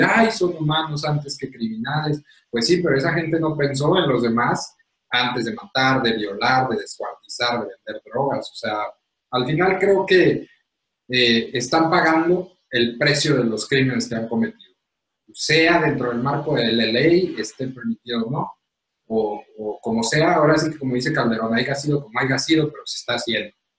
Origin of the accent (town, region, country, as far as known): Mexico